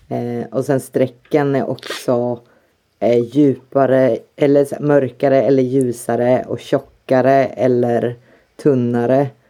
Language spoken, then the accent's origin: Swedish; Sweden; jag är ju pur svensk